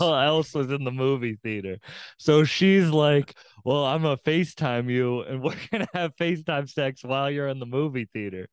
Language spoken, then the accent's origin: English; Cape Cod, Massachusetts, United States; I'm from Cape Cod.